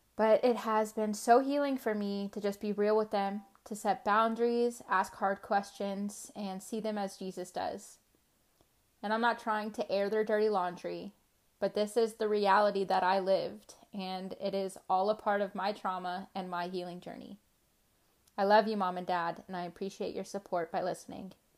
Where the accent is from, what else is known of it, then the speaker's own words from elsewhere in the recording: Charlotte, North Carolina, United States; I was born in Charlotte, North Carolina